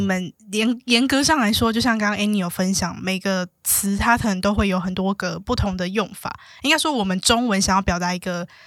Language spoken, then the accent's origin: Chinese; Taiwan; 因为我是就是在台湾受教育长大的嘛